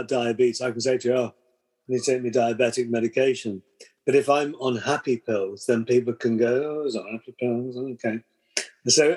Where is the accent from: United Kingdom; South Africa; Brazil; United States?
United Kingdom; we're British